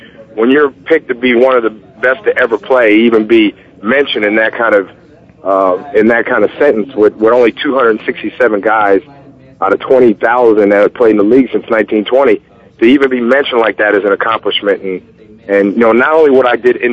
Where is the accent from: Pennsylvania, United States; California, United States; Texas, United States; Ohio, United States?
Pennsylvania, United States; Allentown; I grew up in Allentown.